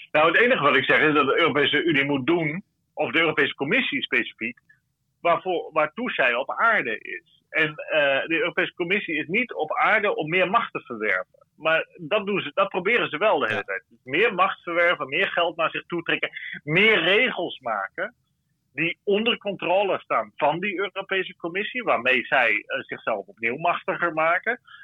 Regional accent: Netherlands; now in Brussels, Belgium

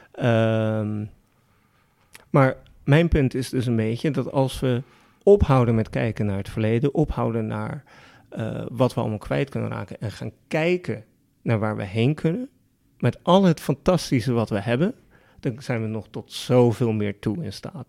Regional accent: Netherlands; we in Nederland

